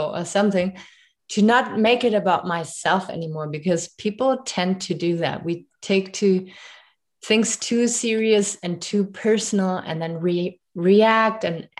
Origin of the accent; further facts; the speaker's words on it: Germany; English is a second language; moved away as an adult; now in Canada; I moved here 7 years ago, and growing up in Germany